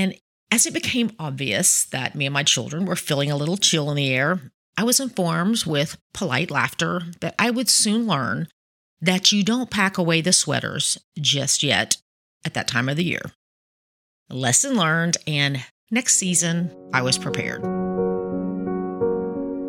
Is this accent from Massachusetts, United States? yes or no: no; Chattanooga, Tennessee, United States; moved away as an adult; also born or lived in Miami, Florida; I grew up in Tennessee